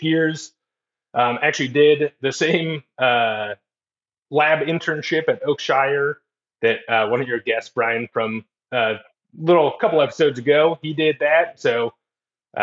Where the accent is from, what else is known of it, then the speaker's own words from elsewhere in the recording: Fairbanks, Alaska, United States; moved away as an adult; also born or lived in Edinburgh, Scotland / Spokane, Washington / Flagstaff, Arizona; I grew up in Fairbanks, Alaska